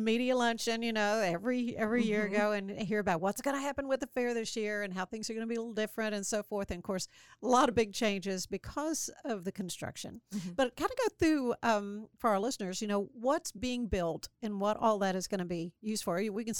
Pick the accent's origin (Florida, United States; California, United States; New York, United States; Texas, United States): Texas, United States; Waco; growing up in Waco, you know, you have certain just earmarkers for the year